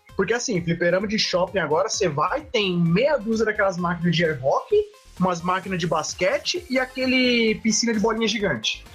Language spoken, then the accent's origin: Portuguese; Carapicuíba, São Paulo, Brazil; eu cresci em Carapicuíba